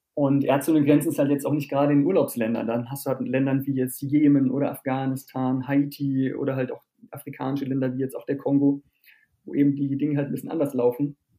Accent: Germany; bei uns in Deutschland und in Europa

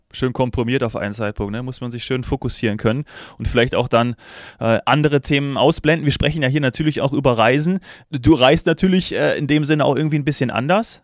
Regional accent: Austria; als Österreicher

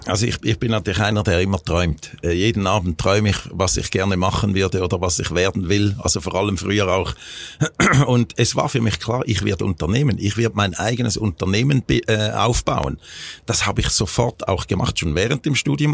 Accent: Schaffhausen, Switzerland; also born or lived in United States; nach einem Jahr sind sie dann zurück in die Schweiz, äh, nach Schaffhausen, da wo ich aufgewachsen bin

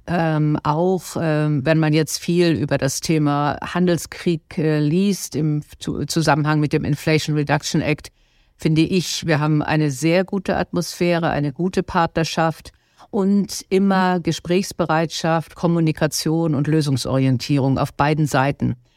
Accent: Germany; wir als Deutsche

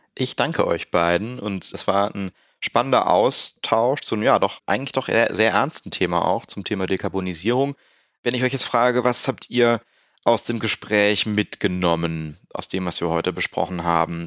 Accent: Rhineland, Germany; der Uli und ich als Rheinländer

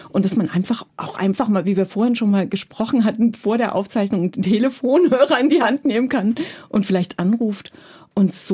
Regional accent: Germany; moved away; eben in der DDR groß geworden und ich habe über Bücher auch wirklich dann verstanden, dass diese Welt da, diese Welt, die es noch da draußen gibt

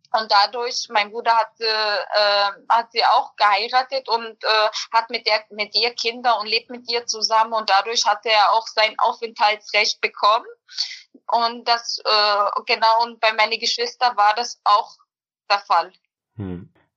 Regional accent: Berlin, Germany; also born or lived in Bosnia and Herzegovina; ich bin im Endeffekt in Berlin aufgewachsen

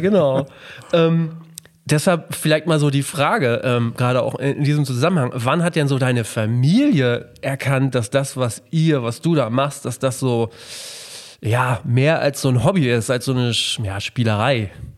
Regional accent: Melle, Lower Saxony, Germany; ich komme ja aus Melle, aus dem beschaulichen

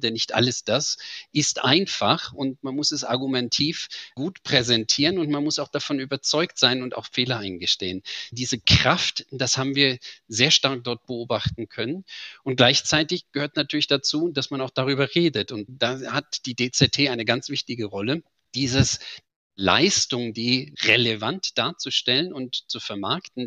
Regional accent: Germany; wie Sie hören, bin ich Deutscher

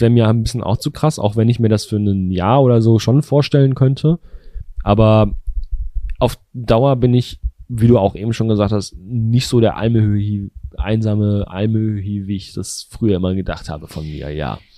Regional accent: Bielefeld, North Rhine-Westphalia, Germany; meine Heimatstadt Bielefeld

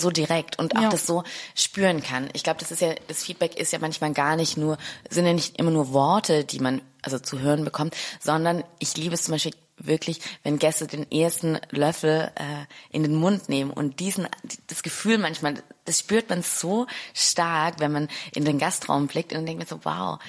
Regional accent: Stuttgart, Baden-Württemberg, Germany; moved away as an adult; also born or lived in Neukölln, Berlin; now in Berlin, Germany; ich bin Stuttgarterin

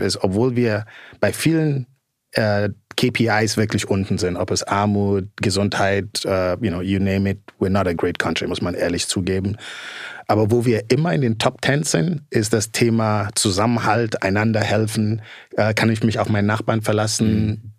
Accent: Gambia; moved away; also born or lived in Netherlands; ich bin in Gambia geboren, groß geworden.

